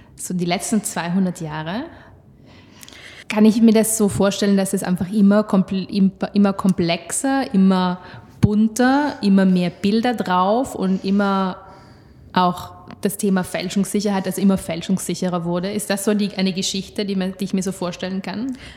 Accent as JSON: {"language": "German", "area": "South Tyrol", "region": "Trentino-Alto Adige", "country": "Italy", "tie": "born or raised there", "said": "ich komme aus Südtirol und wir hatten damals auch Lire"}